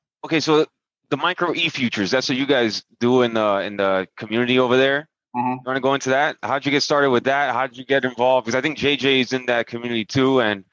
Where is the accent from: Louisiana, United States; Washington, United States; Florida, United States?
Florida, United States; Miami; now in California, United States; I'm originally from Miami. I spent most of my life in Miami and then I moved to Cal.